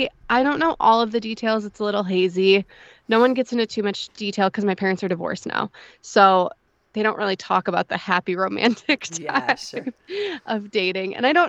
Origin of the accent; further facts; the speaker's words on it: Brockport, New York, United States; So I was born in Brockport, New York, which is like just outside of Rochester. I was born and raised there.